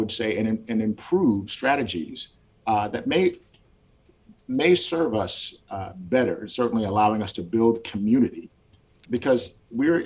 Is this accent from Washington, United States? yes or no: yes; Washington, United States; moved away as an adult; also born or lived in Gwinnett County, Georgia; now in Georgia, United States; I grew up in Washington State.